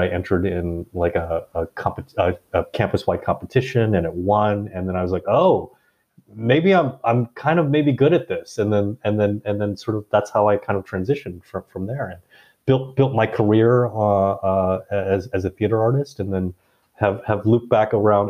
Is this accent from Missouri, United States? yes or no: no; Indianapolis, Indiana, United States; moved away; also born or lived in Bangkok, Thailand; I was born and raised mostly in Indiana, Indianapolis specifically, although there was a 1 or 2 year detour where as a baby I was sent off to live in Bangkok